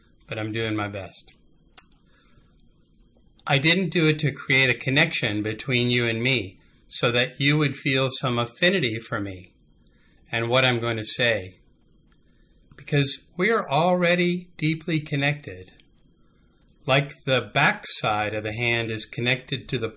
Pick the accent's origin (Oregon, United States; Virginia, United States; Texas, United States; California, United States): Virginia, United States; Smithfield; moved away as an adult; also born or lived in Atlanta, Georgia / Charlottesville, Virginia; now in Williamsburg, United States; I grew up in Smithfield as a United Methodist, just about an hour away from here